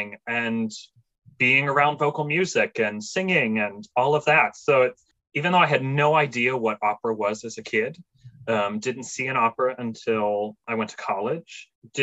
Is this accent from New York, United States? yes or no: no; Gibsonia, Pennsylvania, United States; moved away as an adult; now in Indianola, United States; I hail from Gibsonia, Pennsylvania, which is just north of Pittsburgh